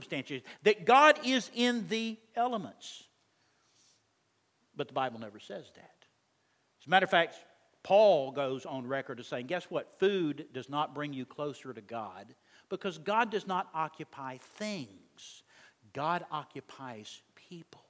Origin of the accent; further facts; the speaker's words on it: Texas, United States; I'm from Texas